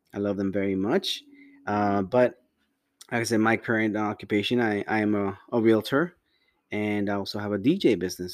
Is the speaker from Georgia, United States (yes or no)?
no; Las Vegas, Nevada, United States; also born or lived in Cuautla, Morelos, Mexico / California; I grew up in Vegas after, after high school.